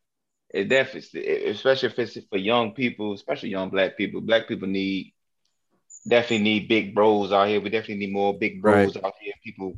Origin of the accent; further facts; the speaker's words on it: Newport News, Virginia, United States; I'm from New Paneus, Virginia.